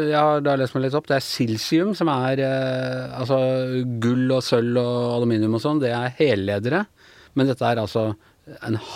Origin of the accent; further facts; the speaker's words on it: Follo, Akershus, Norway; Sindre og meg som er fra Follo